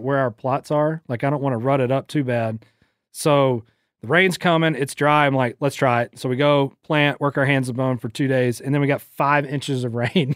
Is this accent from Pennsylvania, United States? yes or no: no; St. Simons, Georgia, United States; my hometown, Saint Simon's